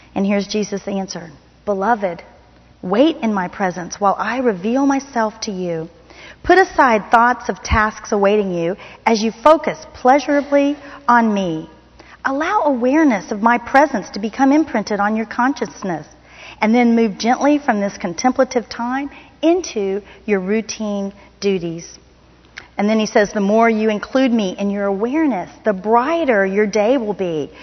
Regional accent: Miami, Florida, United States; moved away; I grew up in Miami, Florida

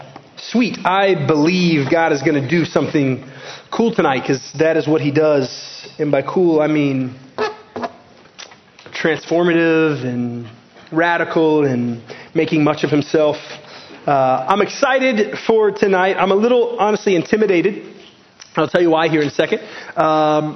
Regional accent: Garland, Texas, United States; As an American, I grew up in Garland, Texas

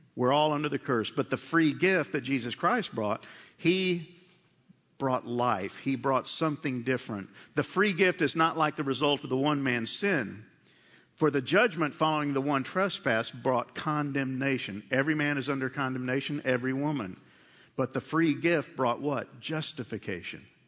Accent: United States; We're American-born men

